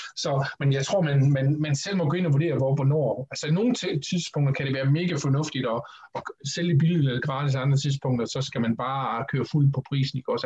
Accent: Horsens, Central Denmark Region, Denmark; Jeg startede i den lokale atletikklub i Horsens, hvor jeg kommer fra, Atletica

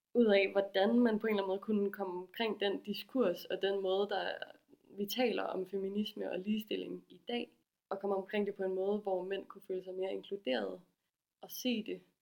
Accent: Aarhus, Central Denmark Region, Denmark; jeg kommer fra Aarhus og er 26 år gammel

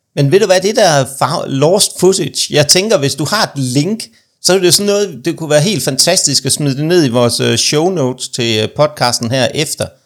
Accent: Aarhus, Central Denmark Region, Denmark; moved away; jeg er jo oprindeligt fra Aarhus, det kan man nok også godt høre, når jeg snakker

